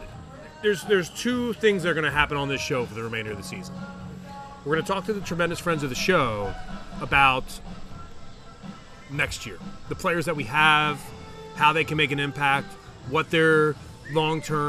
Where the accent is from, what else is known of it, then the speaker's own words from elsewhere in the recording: Philadelphia, Pennsylvania, United States; moved away as an adult; also born or lived in Bristol, Connecticut; now in Charlotte, United States; I'm from Philadelphia